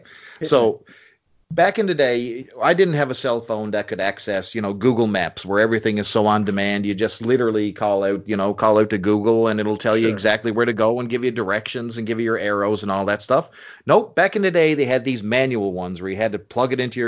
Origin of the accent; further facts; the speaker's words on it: Newfoundland and Labrador, Canada; I'm from Newfoundland.